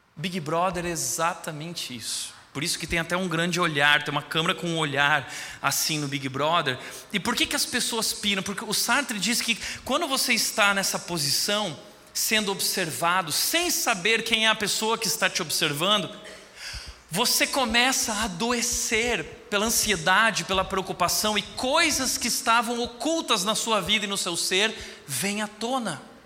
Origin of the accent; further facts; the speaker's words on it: Rio Grande do Sul, Brazil; eu sou gaúcho